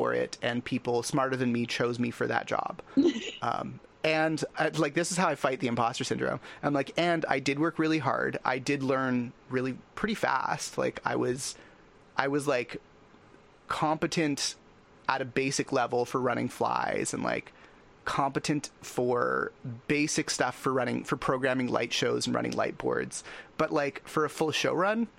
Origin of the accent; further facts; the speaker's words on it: Canada; as a Canadian